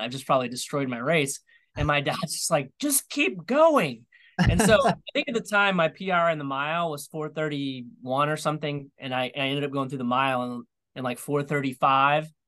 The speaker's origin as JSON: {"language": "English", "town": "Topeka", "region": "Indiana", "country": "United States", "tie": "born or raised there", "moved": "yes", "lives_now": "Atlanta, United States", "said": "my hometown of uh, Topeka"}